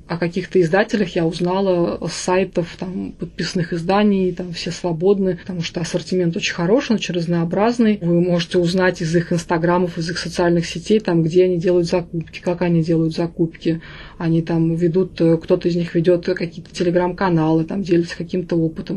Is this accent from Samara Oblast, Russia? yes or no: yes; Samara, Samara Oblast, Russia; я изначально из Самары, я самарская девочка, у меня все из Самары